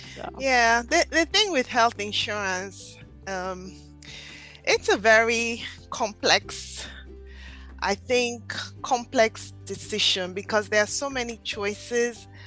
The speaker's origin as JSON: {"language": "English", "country": "Nigeria", "moved": "yes", "lives_now": "Philadelphia, United States", "said": "I'm originally from Nigeria"}